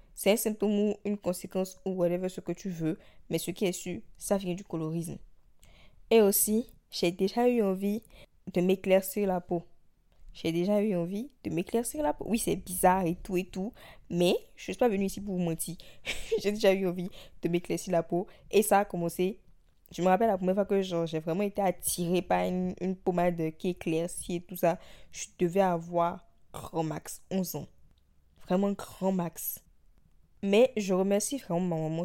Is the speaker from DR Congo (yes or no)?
no; Benin; d'où moi je viens, du Bénin